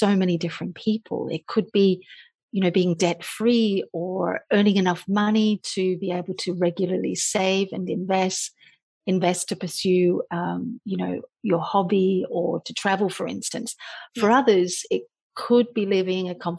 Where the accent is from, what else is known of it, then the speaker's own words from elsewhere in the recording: Australia; moved away as an adult; I started out as a journalist a long time ago in my home country of Australia